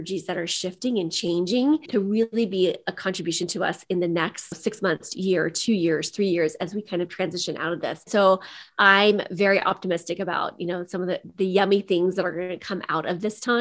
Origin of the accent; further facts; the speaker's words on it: Midwest, United States; I come from the Midwest. So I grew up in the country.